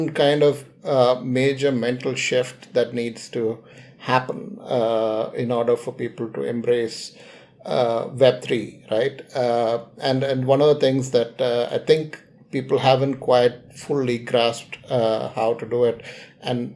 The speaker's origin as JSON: {"language": "English", "country": "India", "said": "I'm an Indian"}